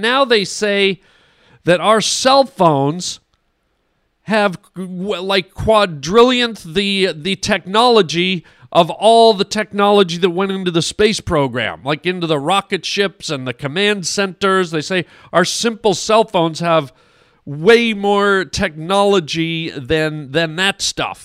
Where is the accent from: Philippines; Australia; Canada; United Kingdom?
Canada; now in United States; I'm Canadian